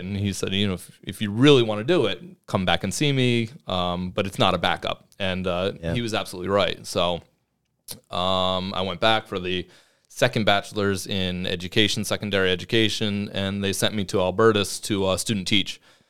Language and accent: English; Beacon, New York, United States; I grew up in Beacon High School. So I went to Beacon High School, graduated in 2001.